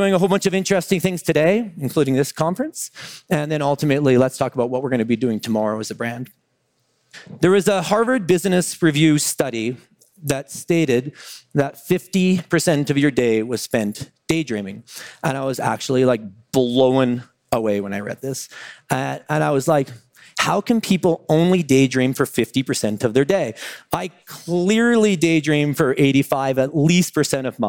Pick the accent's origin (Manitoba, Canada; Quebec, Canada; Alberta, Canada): Alberta, Canada; Calgary; now in Vancouver, Canada; I live in Vancouver, British Columbia. More interestingly, though, I grew up in Calgary, Alberta, Canada